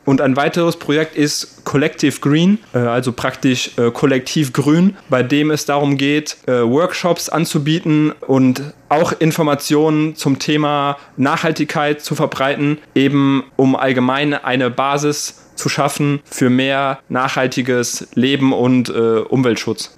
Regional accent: Germany; moved away as an adult; now in Taiwan; bei uns in Deutschland

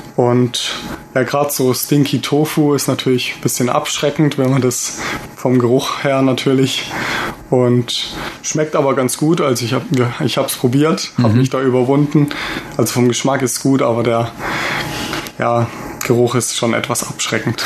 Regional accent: Germany; als Deutscher

